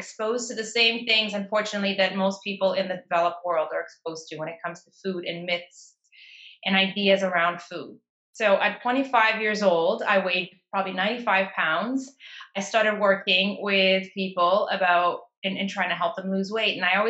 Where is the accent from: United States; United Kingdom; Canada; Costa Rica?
Canada; Toronto, Ontario; And to my luck, I was living in Toronto at the time. I was raised in Toronto.